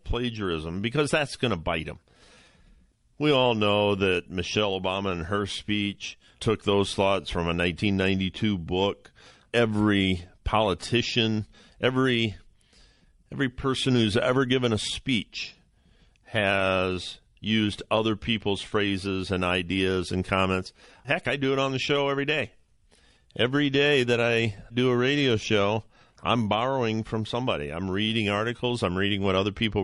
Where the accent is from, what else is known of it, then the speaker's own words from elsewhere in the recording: Ohio, United States; my home state, just down the road, a couple hours in Cleveland